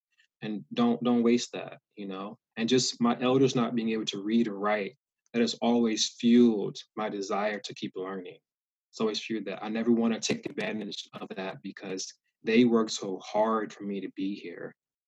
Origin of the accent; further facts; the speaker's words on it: the South, United States; Growing up in the South, I saw continual reminders of slavery in the South